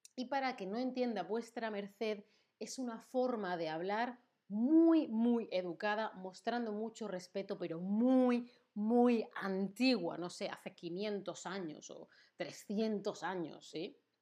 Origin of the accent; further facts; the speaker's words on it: Spain; Yo soy de España